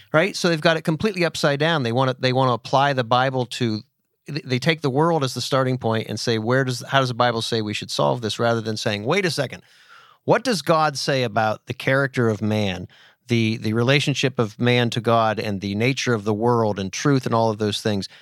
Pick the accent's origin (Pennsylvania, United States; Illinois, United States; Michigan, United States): Pennsylvania, United States; Titusville; moved away; where I grew up in Titusville